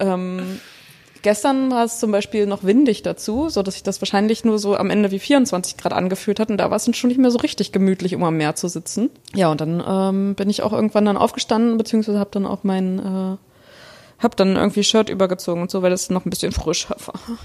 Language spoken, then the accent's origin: German; Germany; Aus Deutschland